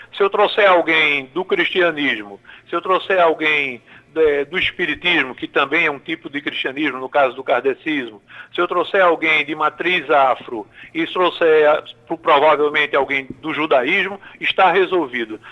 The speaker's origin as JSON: {"language": "Portuguese", "region": "Paraíba", "country": "Brazil", "moved": "yes", "said": "os cidadãos da minha terra"}